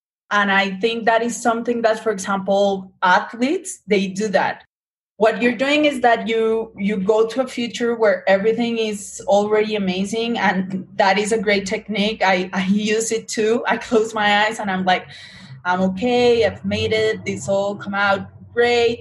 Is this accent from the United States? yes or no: no; Colombia; I'm Latina, I'm from Colombia